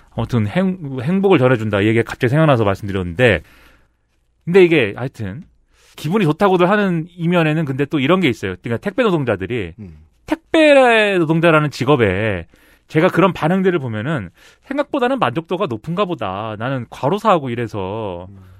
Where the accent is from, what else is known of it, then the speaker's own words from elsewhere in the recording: South Korea; 한국에서 태어나지 말았어야 돼요